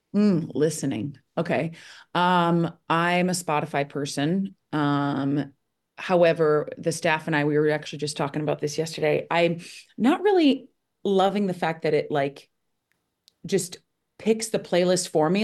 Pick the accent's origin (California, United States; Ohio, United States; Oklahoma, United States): Ohio, United States; Toledo; moved away as an adult; now in Connecticut, United States; growing up in Ohio was, I loved it